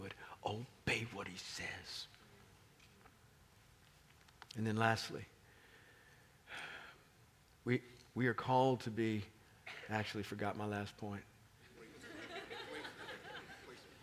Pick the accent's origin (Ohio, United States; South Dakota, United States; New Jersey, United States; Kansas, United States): Kansas, United States; Kansas City; moved away as an adult; now in Washington, D.C., United States; I grew up in Kansas. Beautiful state. Kansas City, beautiful city. I knew my neighbors growing up